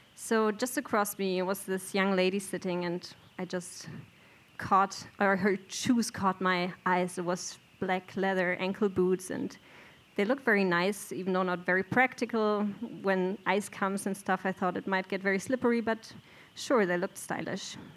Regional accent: Bielefeld, North Rhine-Westphalia, Germany; moved away as an adult; now in Sweden; I'm from Bielefeld, a mid sized town in Germany

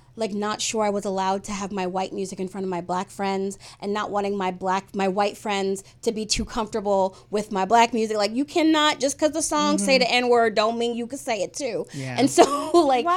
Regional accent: United States; I grew up in American culture, but I also grew up in a Black family

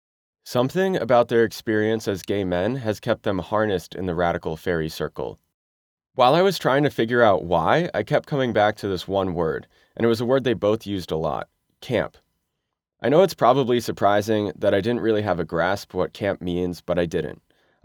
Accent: Connecticut, United States; I grew up in the North in Connecticut, in a very liberal town.

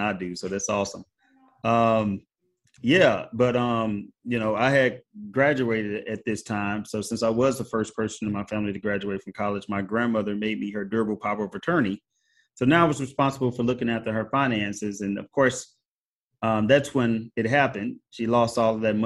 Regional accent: Missouri, United States; my home state of Missouri

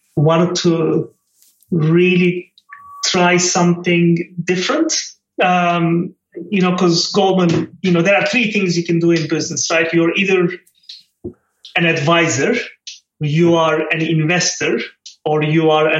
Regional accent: Turkey; moved away as an adult; I grew up on the Mediterranean coast of Turkey, on the west, in a small city, and lovely childhood

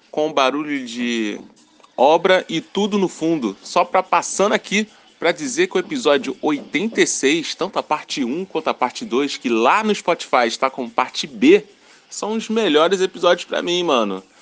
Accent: Rio de Janeiro, Brazil; Olha lá, hein, sou do Rio, hein.

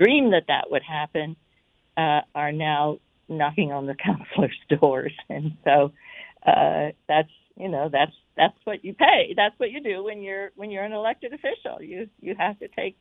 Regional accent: the South, United States; you and I were raised in the South

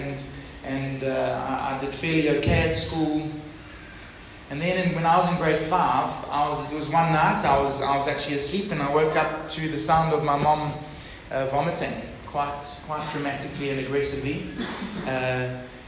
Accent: Durban, KwaZulu-Natal, South Africa; moved away; also born or lived in Port Elizabeth; I was from Durban. And now from PE

